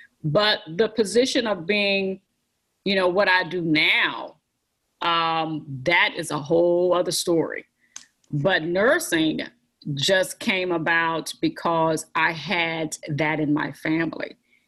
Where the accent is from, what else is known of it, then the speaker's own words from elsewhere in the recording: Texas, United States; moved away as an adult; I started out at a junior college in Texas. I'm originally from Texas